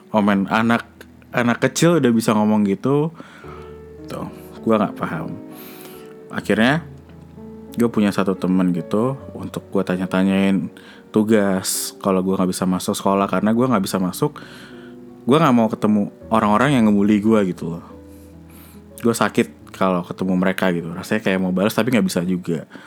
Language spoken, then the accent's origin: Indonesian; Indonesia; ketika gue kecil, gue nggak mau tinggal di Indonesia gitu. Gue mau pindah dari sini